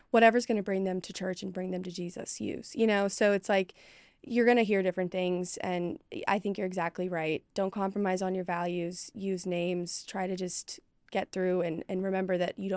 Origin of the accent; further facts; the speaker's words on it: Dallas, Texas, United States; And I was from Dallas. It wasn't like I was from some podunk rural town